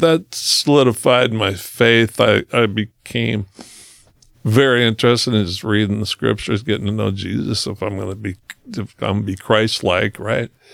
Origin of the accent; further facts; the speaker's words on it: Brownsville, Oregon, United States; I grew up in Brownsville, Oregon, which is, uh, the coolest town.